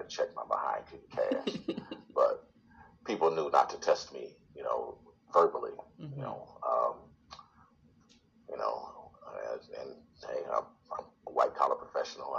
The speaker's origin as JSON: {"language": "English", "town": "Detroit", "region": "Michigan", "country": "United States", "tie": "born or raised there", "said": "I was born and raised in Detroit. Went to high school in Detroit."}